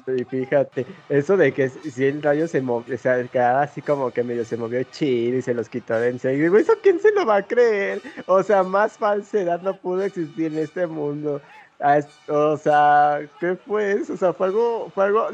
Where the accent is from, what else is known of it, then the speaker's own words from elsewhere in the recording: Mexico City, Mexico; Nosotros pues somos citadinos de la Ciudad de México